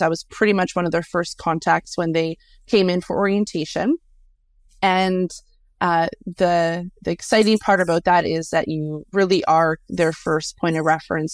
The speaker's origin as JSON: {"language": "English", "country": "Canada", "also_born_or_lived": "near Winnipeg, Manitoba", "said": "we're Canadian, so it's kind of in our blood"}